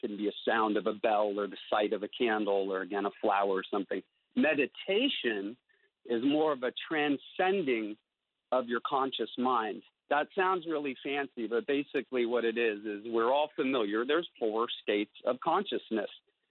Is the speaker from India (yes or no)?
yes; India; also born or lived in San Francisco, United States; I was born in San Francisco. But at that point, we were living in the high Himalayas of northern India, and actually ended up having my 5th and 7th birthdays there